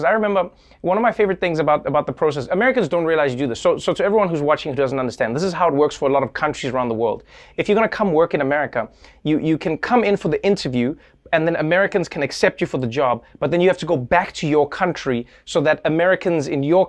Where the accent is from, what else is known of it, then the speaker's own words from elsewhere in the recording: South Africa; But as a South African, there's such a big process behind, like, you had to go to get a visa and everything, right?